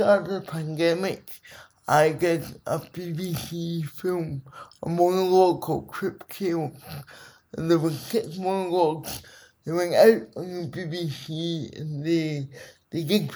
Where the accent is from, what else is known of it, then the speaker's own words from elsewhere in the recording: Scotland, United Kingdom; it's such a part of my identity being Scotland. Being Scottish